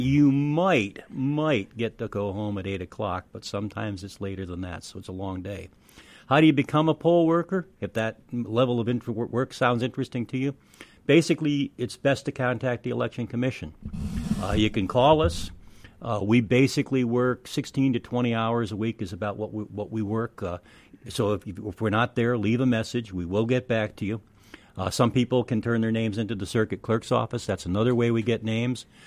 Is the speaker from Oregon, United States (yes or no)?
no; Rochester, New York, United States; moved away as an adult; now in Madison, United States; I'm really from Rochester, New York.